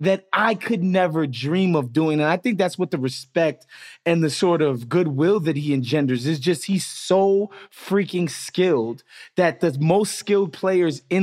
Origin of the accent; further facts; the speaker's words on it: New York, United States; I'm from New York